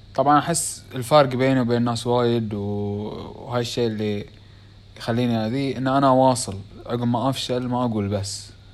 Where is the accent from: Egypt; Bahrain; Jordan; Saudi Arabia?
Bahrain; accent: Bahraini; اسوي بالبحريني لان لهجتنا شوي مو بكل من يعرف اللهجه الخليجيه بيعرفونها